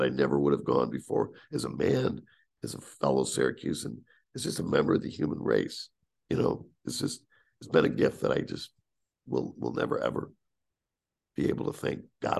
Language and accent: English; Northeast, United States; But you're from the Northeast. I'm from the Northeast.